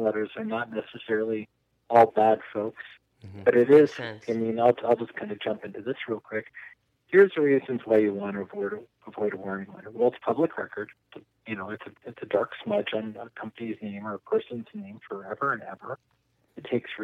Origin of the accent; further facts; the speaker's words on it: the Bay Area, California, United States; moved away as an adult; also born or lived in Boulder, Colorado; now in Colorado, United States; when I was a teenager growing up in the Bay Area and hiking in the Santa Cruz Mountains